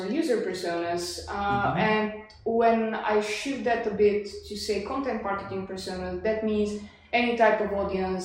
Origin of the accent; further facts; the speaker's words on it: Sofia, Sofia City, Bulgaria; English is a second language; also born or lived in Leeds / Leeuwarden; From Bulgaria. I'm originally from Sofia. I lived there most of my life